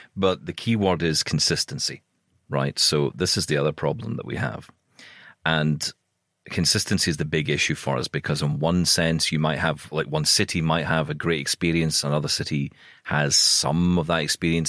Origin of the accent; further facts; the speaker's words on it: Scotland, United Kingdom; I'm Scottish